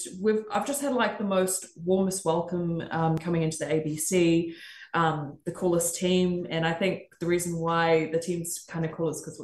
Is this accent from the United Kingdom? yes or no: no; Australia; even when I was growing up in Australia and not seeing any form of Pacifica representation